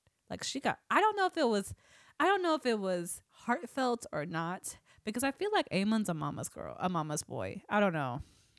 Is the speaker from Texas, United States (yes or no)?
no; Saginaw, Michigan, United States; Yeah, Saginaw's my hometown.